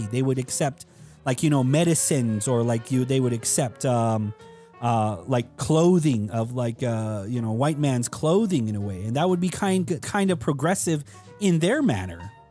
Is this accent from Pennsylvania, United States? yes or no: no; Tuba City, Arizona, United States; I was born at Tuba City